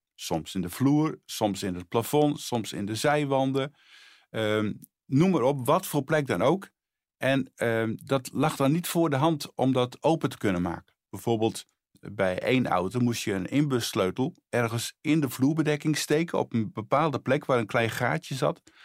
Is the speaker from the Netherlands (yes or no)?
yes; Friesland, Netherlands; moved away as an adult; also born or lived in Bolsward / Sneek; now in Harderwijk, Netherlands; Ik ben geboren in Friesland.